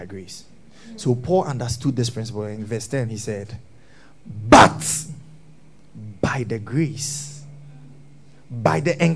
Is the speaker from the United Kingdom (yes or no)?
no; Ghana; We are Zongo boys. Yeah, we come from the Zongo